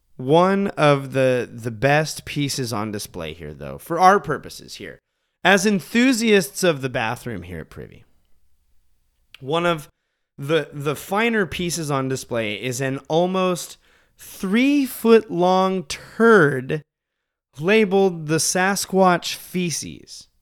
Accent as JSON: {"language": "English", "region": "Montana", "country": "United States", "tie": "born or raised there", "said": "we grew up in Montana"}